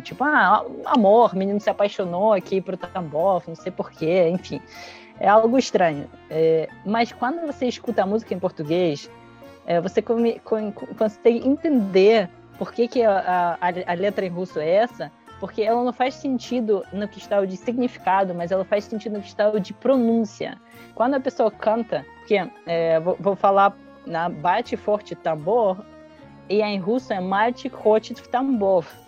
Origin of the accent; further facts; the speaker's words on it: Brazil; eu, como brasileira